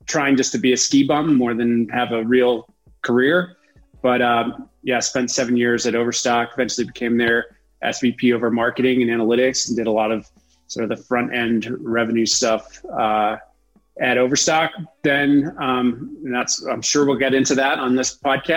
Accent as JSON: {"language": "English", "area": "South Shore of Boston", "region": "Massachusetts", "country": "United States", "tie": "born or raised there", "also_born_or_lived": "Sun Valley, Idaho / New Hampshire", "moved": "as an adult", "lives_now": "Utah, United States", "said": "I grew up on the South Shore of Boston, kind of between Boston and Cape Cod"}